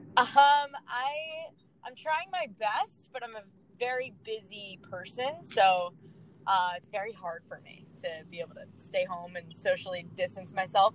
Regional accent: Long Island, New York, United States; So I got to play um, all my sports growing up on Long Island

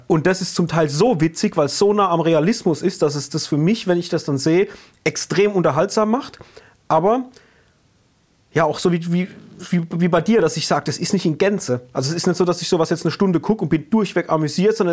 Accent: Rhineland-Palatinate, Germany; accent: Palatine dialect; wir sind ja hier aus der Pfalz und unser Dialekt ist ja, wenn wir im Dialekt sprechen, auch nicht der einfachste

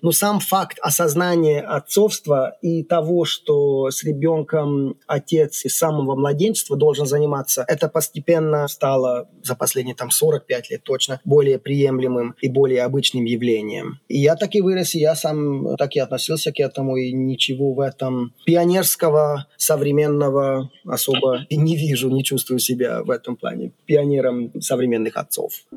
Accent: Székesfehérvár, Fejér, Hungary; Russian is a second language; Я вырос не в Будапеште, а в Секешфейерваре

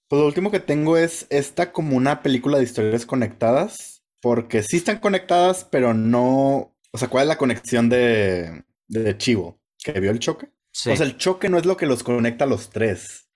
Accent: Mexico; me acordé que soy mexicano

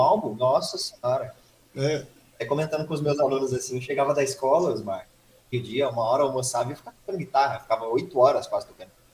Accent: Suzano, São Paulo, Brazil; Nascido em Suzano há 32 anos atrás, dia 3 de março de 89 aí. Uhum. É, nunca mudei de cidade

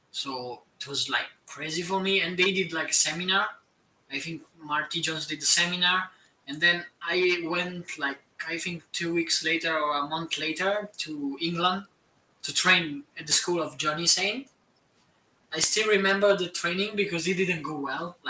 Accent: Italy; my mom found, like, a wrestling school near my hometown

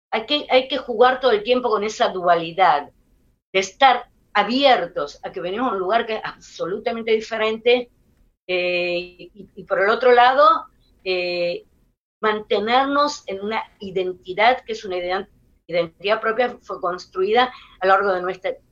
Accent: Israel; un tipo de, eh, de, idioma corporal que es muy israelí, aunque todos somos israelíes

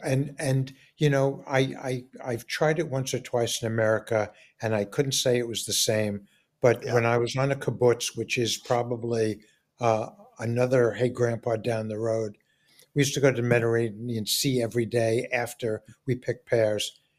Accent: New York City, New York, United States; I'm growing up in New York and I'm growing up in Forest Hills, which is predominantly Jewish

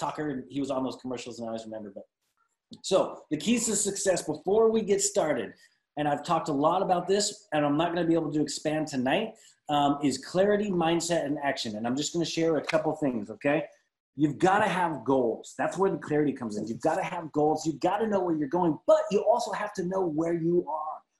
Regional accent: Glendale, California, United States; also born or lived in Salt Lake City, Utah; now in Dallas-Fort Worth, United States; I'm from Glendale, California originally

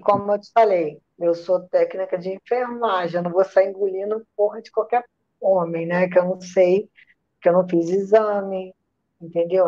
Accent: Rio de Janeiro, Brazil; accent: Rio de Janeiro; also born or lived in Maceió, Alagoas; Sotaque de, de, do Rio de Janeiro. Mas só que eu não sou é... carioca, não, tá? Eu, eu não sou carioca, não. Sou alagoana, nasci em Maceió, sou criada no Rio de Janeiro

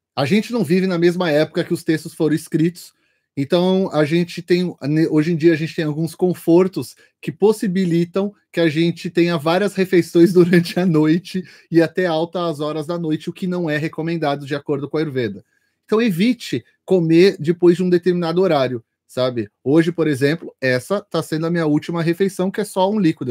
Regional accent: São Paulo, Brazil; eu, como paulista, cheguei lá

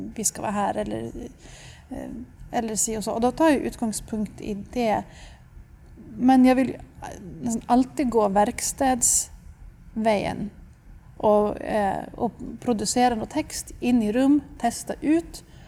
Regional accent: Stockholm, Stockholm County, Sweden; moved away as an adult; also born or lived in London; now in Tromsø, Norway; Jag kommer från Stockholm men jag har bott i Tromsö sedan 2008

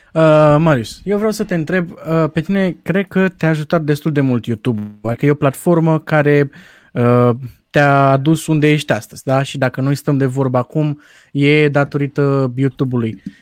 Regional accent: Romania; noi ca români

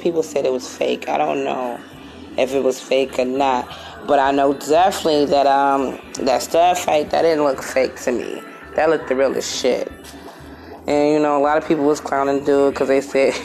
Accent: Buffalo, New York, United States; my hometown here in Buffalo

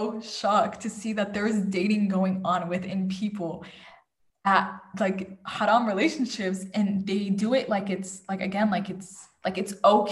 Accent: Saudi Arabia; moved away; I grew up with never hearing about things like this. I came from Saudi, right? From Saudi to over here.

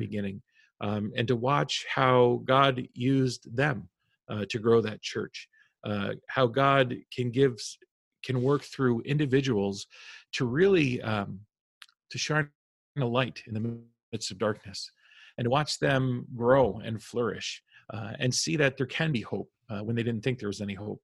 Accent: Albany, New York, United States; now in New York City, United States; i was born and raised in New York, mm. and so we're originally from upstate Albany, the Albany area

